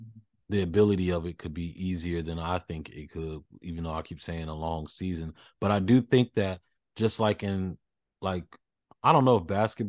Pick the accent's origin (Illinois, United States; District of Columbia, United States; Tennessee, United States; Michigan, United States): Tennessee, United States; Nashville; You know, I'm from the Music City. I'm from Nashville.